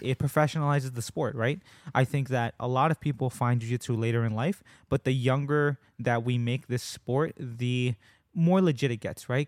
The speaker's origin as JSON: {"language": "English", "country": "United States"}